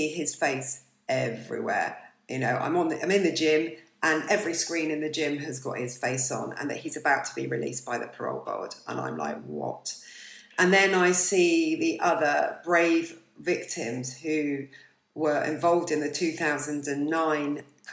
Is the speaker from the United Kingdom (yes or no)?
yes; Bournemouth, South West England, United Kingdom; I'm from Bournemouth